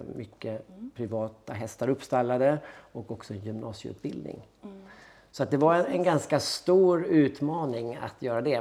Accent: Härnösand, Västernorrland County, Sweden; moved away as an adult; now in Gothenburg, Sweden; jag är född i Härnösand i Norrland

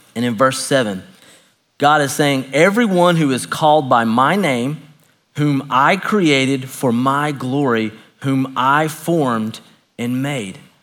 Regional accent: Knoxville, Tennessee, United States; I grew up a Baptist preacher's kid in Knoxville, Tennessee

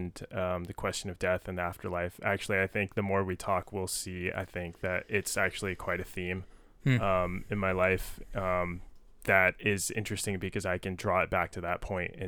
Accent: San Jose, California, United States; I grew up born in San Jose, so not far from here, obviously.

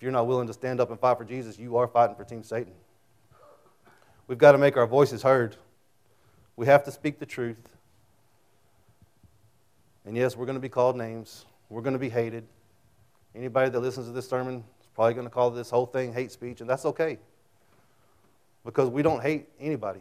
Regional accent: Childress, Texas, United States; also born or lived in Amarillo; when I was a kid, I grew up in Childress

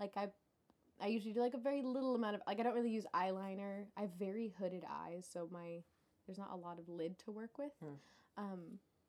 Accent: Tennessee, United States; growing up in Tennessee

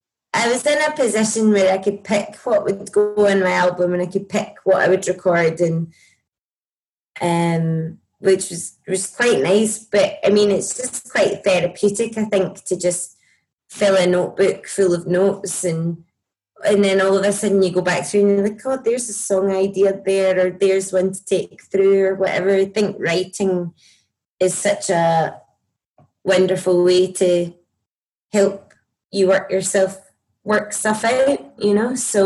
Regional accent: Scotland, United Kingdom; accent: Scottish; I mean, my talking accent is very broad, so I don't know how I would hide it, to be honest.

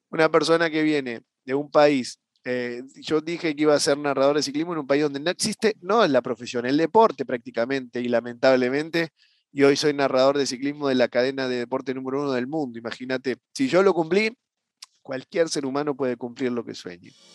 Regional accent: Buenos Aires, Argentina; yo soy de Buenos Aires, Argentina, y, bueno, desde pequeño

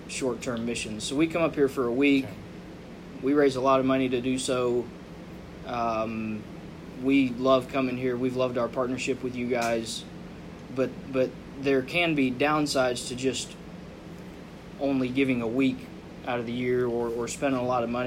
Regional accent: Tennessee, United States; we're from Tennessee

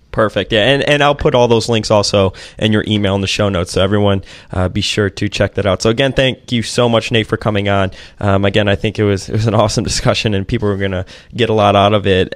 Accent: Chicago, Illinois, United States; I grew up in Chicago

